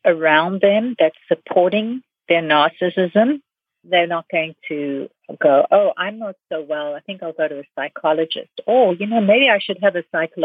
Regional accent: South Africa; moved away; I'm from South Africa. I've seen this happen in Africa. I've lived in a fascist country

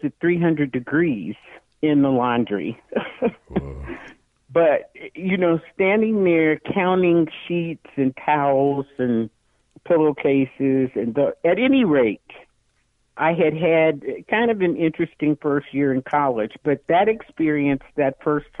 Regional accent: Chicago, Illinois, United States; growing up in Chicago

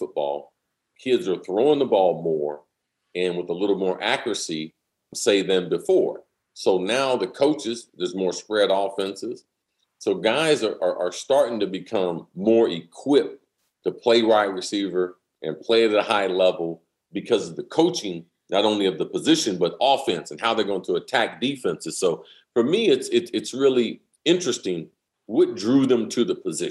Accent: Ohio, United States; now in Florida, United States; I'm from the Midwest. I'm originally from Ohio

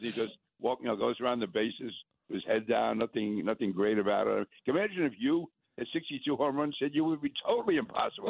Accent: New York City, New York, United States; being a New Yorker

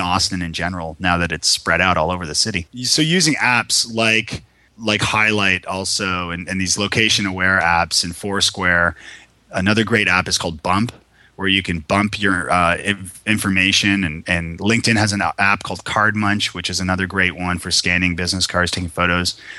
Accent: Toronto, Ontario, Canada; moved away as an adult; now in Nashville, United States; I'm from Toronto originally.

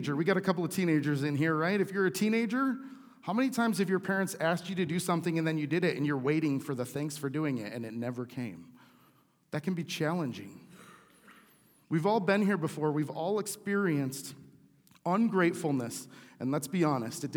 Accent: United States; I'm an American

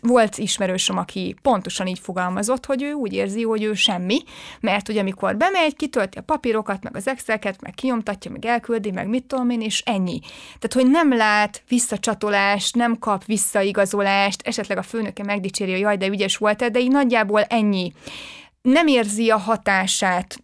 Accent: Sárszentmihály, Fejér, Hungary; moved away as an adult; én egy pici faluból jövök, ott Igen. nőttem föl, 18 éves koromig ott éltem, Sárszent Mihályon, ez így a Fehérvár mellett pár kilométerre

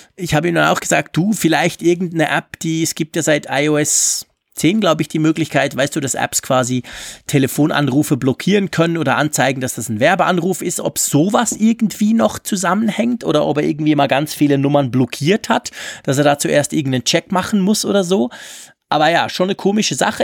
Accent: Switzerland; bei uns in der Schweiz sagt man es Ranzliwinde

